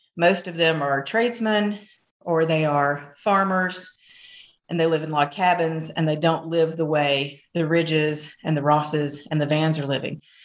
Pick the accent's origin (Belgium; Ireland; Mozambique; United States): United States; Rome, Georgia; this is my hometown. I grew up in Rome